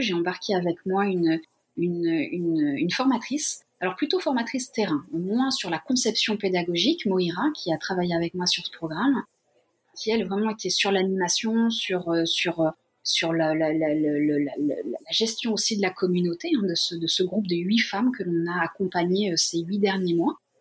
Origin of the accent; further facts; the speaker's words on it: Limousin, Nouvelle-Aquitaine, France; moved away as an adult; also born or lived in Lyon; now in Japan; je suis originaire du Limousin